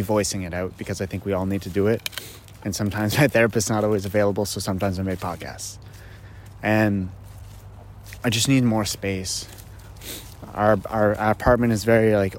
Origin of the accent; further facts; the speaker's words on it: Greely, Ontario, Canada; I grew up in a small little town called Greeley, and it's just outside of Ottawa